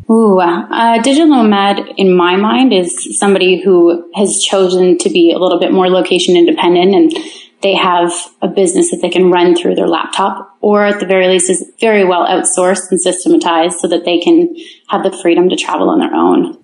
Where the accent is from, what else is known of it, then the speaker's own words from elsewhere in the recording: Kincardine, Ontario, Canada; moved away; I'm from Kincardine, Ontario. it's a town of 7,000 with a nuclear plant.